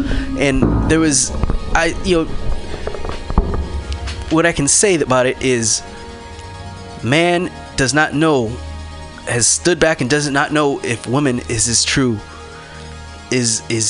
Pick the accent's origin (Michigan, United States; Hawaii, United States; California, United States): California, United States; Vallejo; I was dirt poor from Vallejo, California